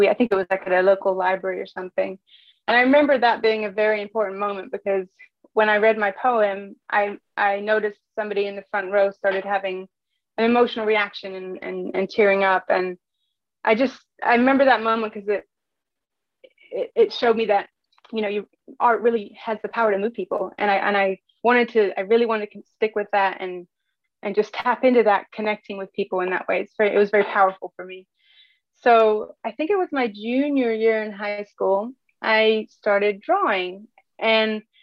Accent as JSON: {"language": "English", "region": "England", "country": "United Kingdom", "tie": "born or raised there", "moved": "yes", "said": "I grew up in England. My mom is from America, from Kentucky, and my dad's English"}